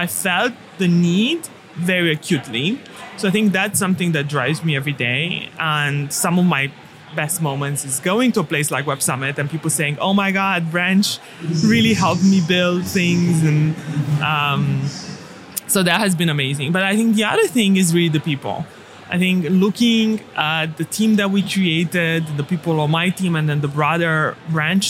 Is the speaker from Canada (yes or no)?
no; Romania; moved away; I grew up in Romania